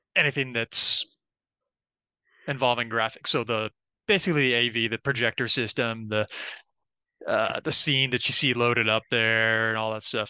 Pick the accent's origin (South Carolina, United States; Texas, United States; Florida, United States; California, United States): Florida, United States; Orlando; I'm from Orlando, Florida, born and raised